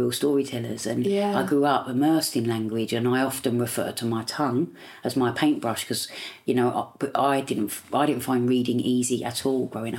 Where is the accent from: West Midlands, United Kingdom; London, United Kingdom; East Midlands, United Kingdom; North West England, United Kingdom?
London, United Kingdom; accent: Cockney; also born or lived in Leytonstone; So I was brought up in Tower Hamlets.